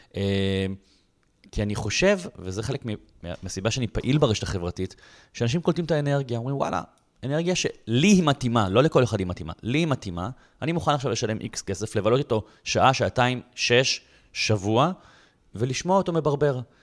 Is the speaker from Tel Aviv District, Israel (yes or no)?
yes; Bat Yam, Tel Aviv District, Israel; now in Tel Aviv, Israel; נולדתי בבת ים, אני לא מתל אביב, אני לא, היום אני בתל אביב